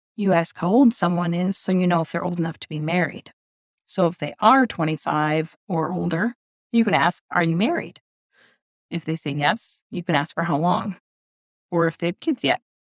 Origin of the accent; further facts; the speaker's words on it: Midwest, United States; moved away as an adult; now in Indonesia; As a Midwesterner